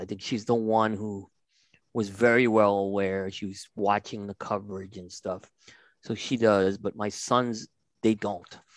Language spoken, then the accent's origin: English; New York City, New York, United States; moved away; I grew up in New York City. I lived in Brooklyn and Staten Island.